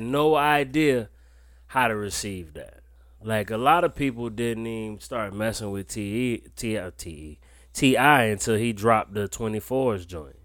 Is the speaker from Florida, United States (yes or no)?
no; Wilmington, North Carolina, United States; I'm from North Carolina, it was the same thing. Y'all some Bammers. But it was kinda like where I'm from in Wilmington